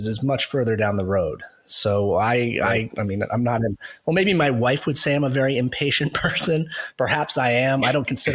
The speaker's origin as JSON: {"language": "English", "country": "United States", "also_born_or_lived": "Boston", "moved": "as an adult", "lives_now": "Canada", "said": "now I'm an American living in Canada."}